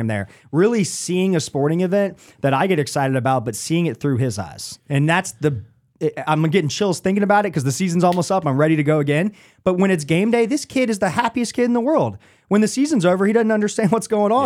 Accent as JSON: {"language": "English", "region": "Kansas", "country": "United States", "tie": "born or raised there", "moved": "yes", "lives_now": "Charlotte, United States", "said": "I grew up in Kansas"}